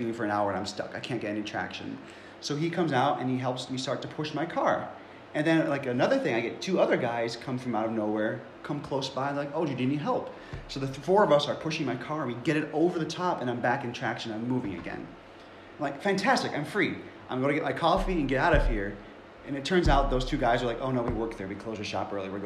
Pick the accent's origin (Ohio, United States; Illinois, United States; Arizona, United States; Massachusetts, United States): Ohio, United States; Cleveland; moved away as an adult; also born or lived in Buffalo, New York; And I grew up in Cleveland